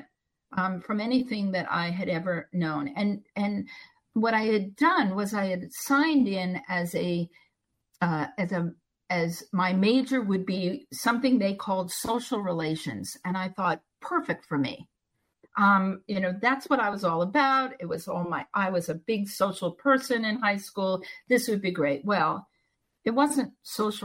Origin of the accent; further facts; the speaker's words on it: Long Island, New York, United States; moved away as an adult; also born or lived in Pittsburgh; I was brought up in New York, and everybody, you know, on Long Island